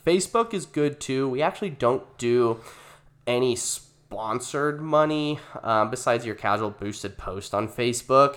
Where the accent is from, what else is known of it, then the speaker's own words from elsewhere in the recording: Gilbert, Arizona, United States; we relocated to Gilbert when I was nine years old. It was two thousand two. Um, I mean, we li-, I grew up in Valvista Lakes